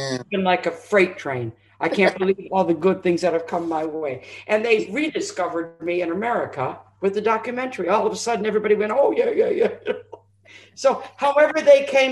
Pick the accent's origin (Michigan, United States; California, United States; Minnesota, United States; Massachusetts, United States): Michigan, United States; Detroit; moved away as an adult; now in Essex, United Kingdom; I am the girl from Detroit City living in Essex